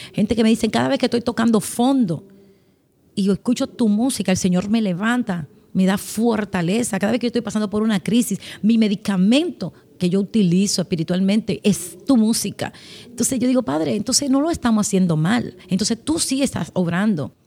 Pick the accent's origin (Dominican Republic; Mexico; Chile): Dominican Republic; Haina, San Cristóbal; nací, vivo en la República Dominicana. Nací en un hogar cristiano, en la ciudad eh, al, norte, al sur la capital, una, un pueblito llamado Jaina. Crecí con mis padres